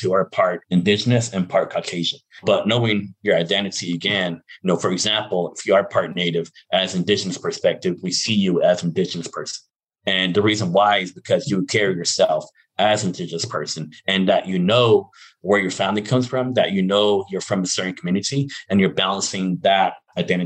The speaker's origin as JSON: {"language": "English", "region": "Arizona", "country": "United States", "also_born_or_lived": "Navajo Mountain", "said": "I come from the Nahotsa, Arizona, which is my community"}